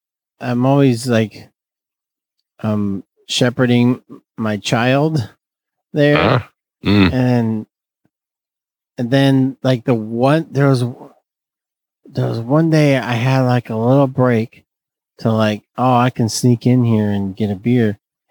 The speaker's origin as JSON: {"language": "English", "town": "Fresno", "region": "California", "country": "United States", "accent": "Northeast Fresno", "said": "This is my Northeast Fresno accent."}